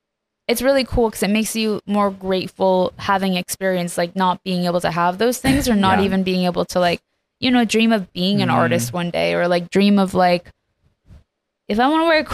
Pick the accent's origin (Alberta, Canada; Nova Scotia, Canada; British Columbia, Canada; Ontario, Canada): British Columbia, Canada; Vancouver; moved away as an adult; also born or lived in Iran; now in Los Angeles, United States; Well, I was born in Iran and moved to Canada when I was 7 and then to LA in, I believe it was 2020.